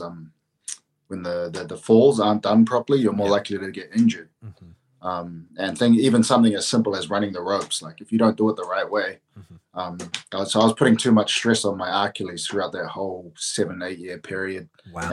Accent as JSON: {"language": "English", "region": "Auckland", "country": "New Zealand", "tie": "born or raised there", "said": "Auckland, my oh. hometown"}